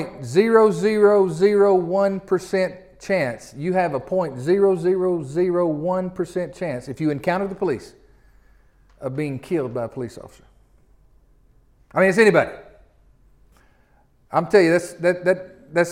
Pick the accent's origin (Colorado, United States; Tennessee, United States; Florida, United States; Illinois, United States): Tennessee, United States; Memphis; I'm from Memphis.